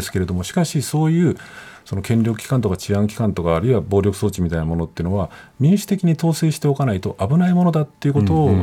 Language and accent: Japanese; Nagano, Japan; 僕、あの、長野の出身、信州の出身で